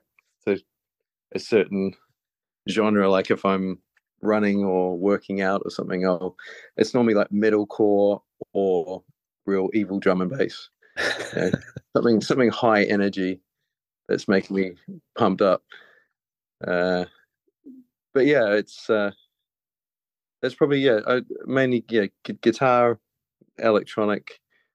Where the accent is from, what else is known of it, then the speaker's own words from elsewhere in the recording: New Zealand; moved away; I grew up in New Zealand, as you can probably tell by my very smooth accent